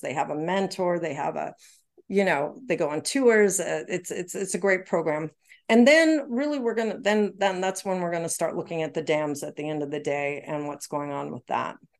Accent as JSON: {"language": "English", "country": "Canada", "moved": "yes", "said": "Canadian, remember, I'm from Canada."}